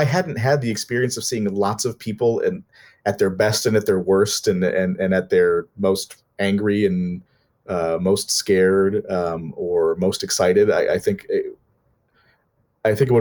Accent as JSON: {"language": "English", "region": "Minnesota", "country": "United States", "said": "I'm from Minnesota"}